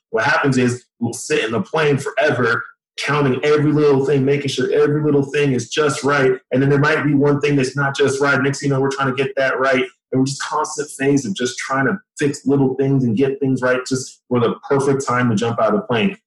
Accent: Dallas, Texas, United States; moved away as an adult; originally I'm from Dallas, Texas both my parents came from Nigeria um, to Texas in the 80s. They had me and my two brothers and my sister. We grew up there.

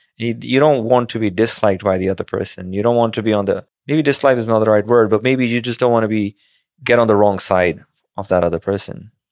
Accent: Pakistan; moved away; as a kid growing up in Pakistan

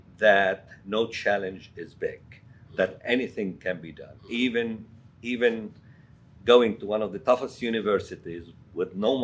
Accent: Lebanon; moved away; I was born actually in Lebanon in the late 50s in a rural town. I grew up to a family that was financially poor.

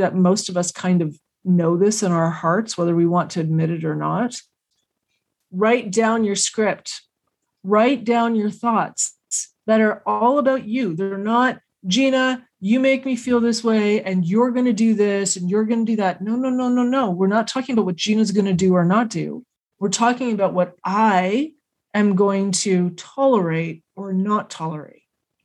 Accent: Canada; As Canadians and as Canadian women

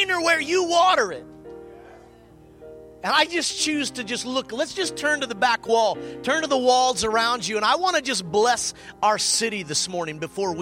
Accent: United States; born and raised. With the exception of about 6 years, I lived outside of the state

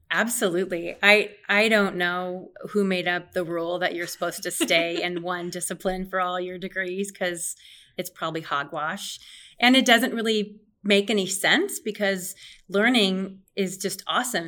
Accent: Omaha, Nebraska, United States; also born or lived in Lincoln; I was born and raised in Omaha

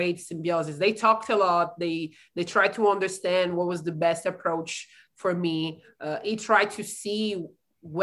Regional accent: Italy; moved away as an adult; now in San Angelo, United States

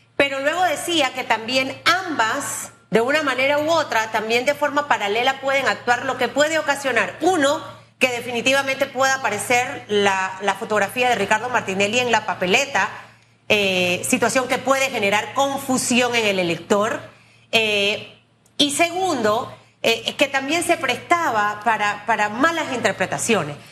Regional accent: Cuba; estoy hablando como tú sabes, como cubana

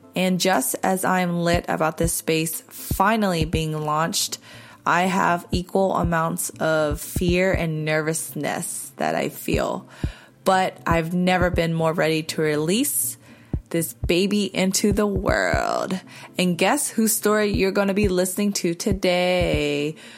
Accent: North Carolina, United States; now in Los Angeles, United States; growing up in North Carolina in a predominantly white community

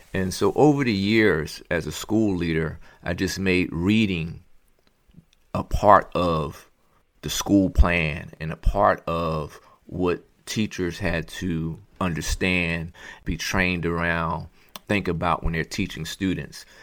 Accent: Philadelphia, Pennsylvania, United States; also born or lived in Montgomery County, Pennsylvania; born and raised in Philadelphia, Pennsylvania

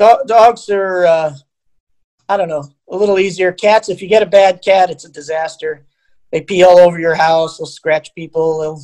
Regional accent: Long Island, New York, United States; moved away; I grew up in Long Island.

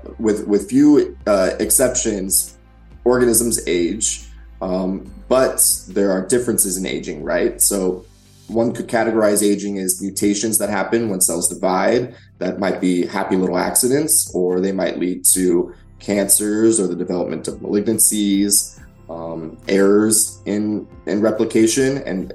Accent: Idaho, United States; But I think originally, I grew up in Idaho.

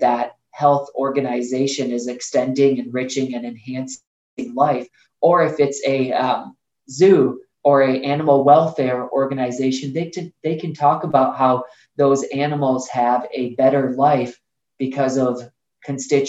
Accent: Bosnia & Herzegovina; now in United States; when my mom and I had the opportunity to move to the United States, I was born in Bosnia

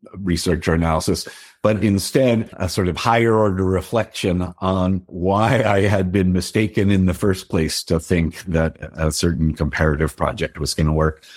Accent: Denver, Colorado, United States; I grew up in Denver

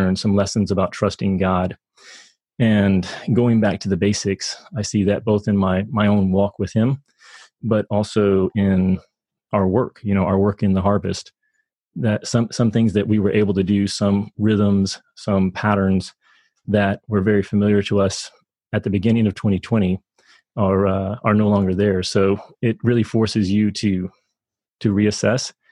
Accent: Kentucky, United States; moved away as an adult; I was born in Kentucky and spent a lot of my childhood there

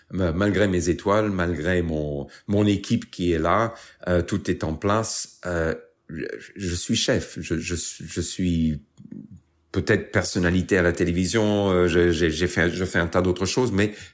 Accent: England, United Kingdom; also born or lived in London; Euh, je suis né en Angleterre, donc euh, je suis né en, 1960. Et comme vous avez dit, en 67, on, on a bougé euh, euh à Londres

